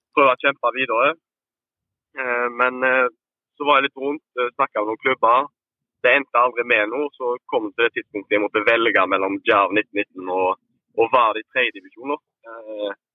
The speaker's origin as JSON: {"language": "Norwegian", "town": "Haugesund", "region": "Rogaland", "country": "Norway", "tie": "born or raised there", "said": "vi kom jo begge, fra Skåredalen, så vi gikk på samme skole fra, fra 1 til 10"}